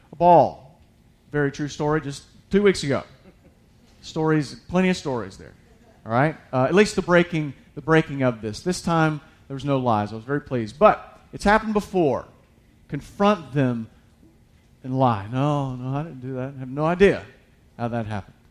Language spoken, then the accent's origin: English; United States; I'm an American.